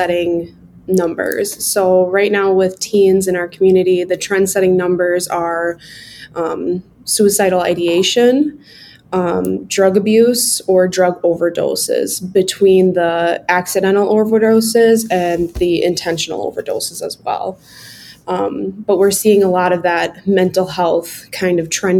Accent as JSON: {"language": "English", "town": "Oshkosh", "region": "Wisconsin", "country": "United States", "tie": "born or raised there", "said": "I was born and raised in Oshkosh and in the Fox Valley community"}